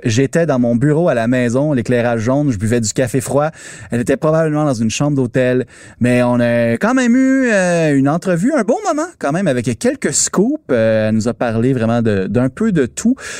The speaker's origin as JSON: {"language": "French", "region": "Quebec", "country": "Canada", "said": "chez nous au Québec"}